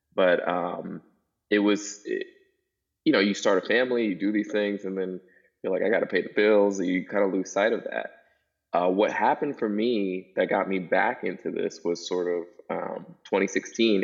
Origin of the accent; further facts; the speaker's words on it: New York City, New York, United States; now in Virginia, United States; I grew up in Brooklyn, New York